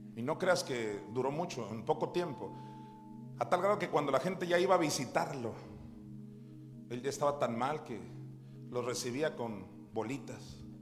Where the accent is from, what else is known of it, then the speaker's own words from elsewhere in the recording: Juan José Ríos, Sinaloa, Mexico; ahí en Juan José Ríos, donde yo nací